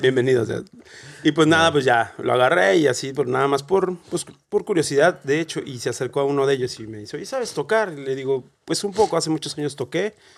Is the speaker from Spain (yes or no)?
no; Celaya, Guanajuato, Mexico; moved away as an adult; now in Dublin, Ireland; yo soy de Celaya, Guanajuato, de México. Y llegué a Dublín